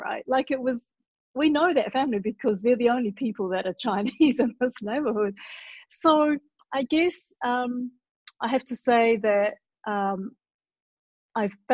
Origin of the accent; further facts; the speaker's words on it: Auckland, New Zealand; born in New Zealand, Auckland, which is the biggest city but not the capital